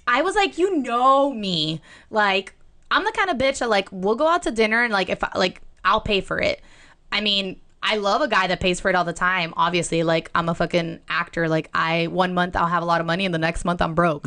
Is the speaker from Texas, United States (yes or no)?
no; Miami, Florida, United States; I'm from Miami